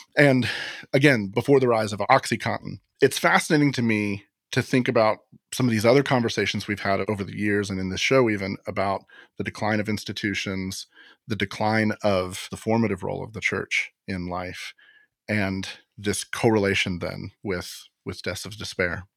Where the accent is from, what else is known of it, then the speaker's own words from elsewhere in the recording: Florida, United States; Florida takes the cake, as usual, my home state